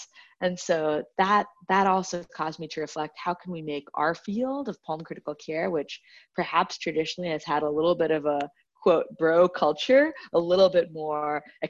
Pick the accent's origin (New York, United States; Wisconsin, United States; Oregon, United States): Wisconsin, United States; Kohler; now in San Francisco, United States; So I would say a fun fact is that I kind of grew up all over the world, but now the short answer is I'm from Kohler, Wisconsin, where they make the bathtubs and toilets.